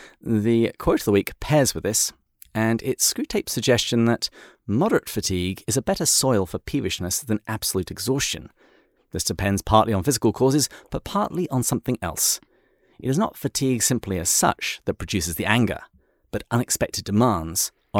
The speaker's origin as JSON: {"language": "English", "region": "England", "country": "United Kingdom", "said": "And even though I'm English, I agree with him entirely."}